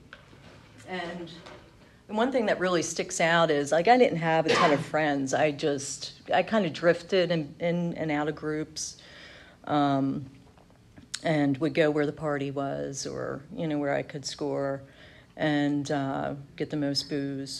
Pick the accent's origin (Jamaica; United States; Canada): United States; outside of Philadelphia, Pennsylvania; I grew up outside of Philly.